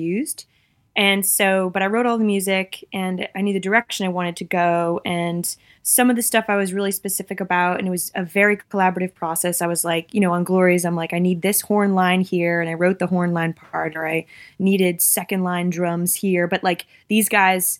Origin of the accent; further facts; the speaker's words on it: United States; moved away; also born or lived in Massachusetts / New York; I'm from Massachusetts and New York